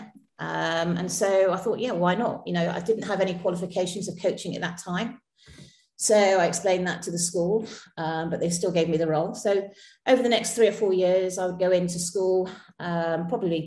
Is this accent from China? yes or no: no; Street, South West England, United Kingdom; also born or lived in Butleigh; So I'm local to the area. I was born just in Butley Village, which is like about 2 miles from Street. So I've lived all my life in Street